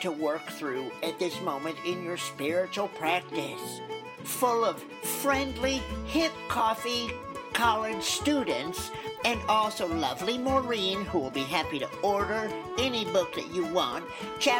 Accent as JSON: {"language": "English", "region": "Oregon", "country": "United States", "also_born_or_lived": "Newberg, Oregon", "said": "I'm from Oregon and we're green people"}